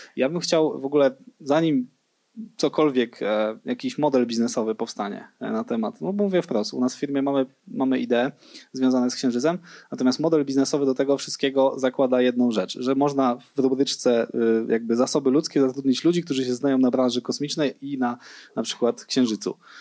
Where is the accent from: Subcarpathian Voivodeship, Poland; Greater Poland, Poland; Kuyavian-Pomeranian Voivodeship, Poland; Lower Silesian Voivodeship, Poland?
Lower Silesian Voivodeship, Poland; Świdnica; moved away; also born or lived in Wrocław; ja w ogóle jestem ze Świdnicy do Dolnym Śląsku